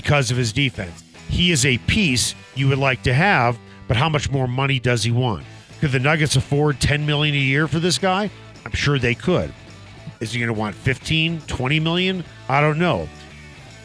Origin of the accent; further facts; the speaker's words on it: Chicago, Illinois, United States; moved away; We grew up in Chicago